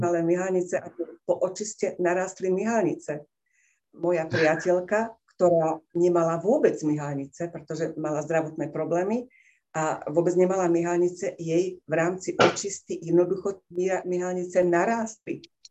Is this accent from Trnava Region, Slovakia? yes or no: no; Liptov, Žilina Region, Slovakia; Som z Liptova